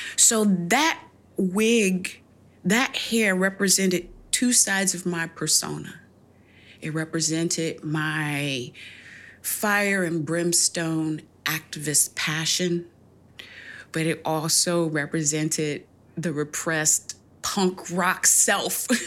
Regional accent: United States; I'm still an American, I'm still a black woman

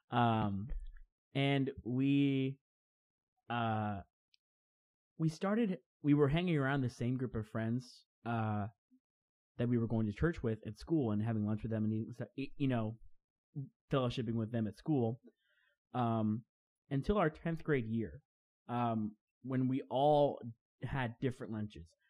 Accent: Crestview, Florida, United States; we're both from Crestview, Florida

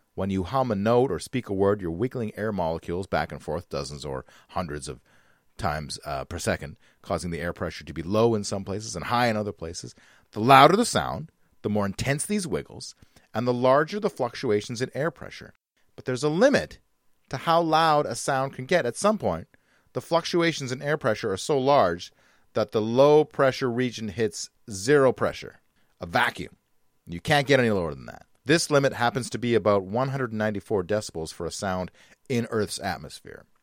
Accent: Vancouver, British Columbia, Canada; my hometown of Vancouver, British Columbia.

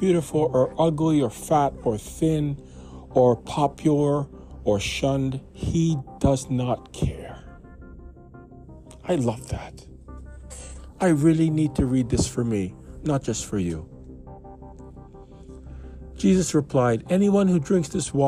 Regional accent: Canada; I was born in Canada, in Grace Hospital on a Sunday.

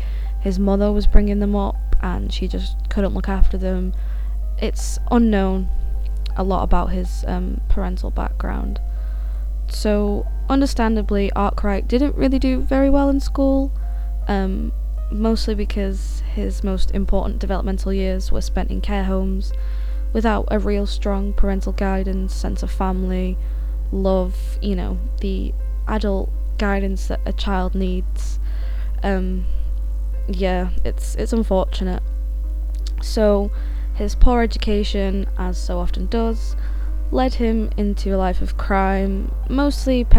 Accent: Sheffield, Yorkshire and the Humber, United Kingdom; I'm from Sheffield in South Yorkshire

